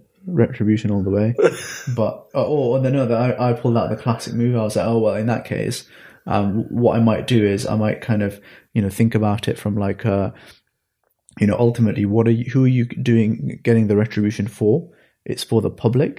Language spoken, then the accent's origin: English; the Northeast, North East England, United Kingdom; I grew up in the Northeast, went to a public school